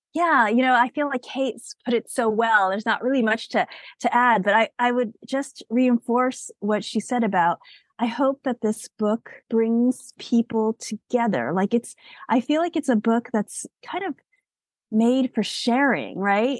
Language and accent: English; United States; I'm an American-born Asian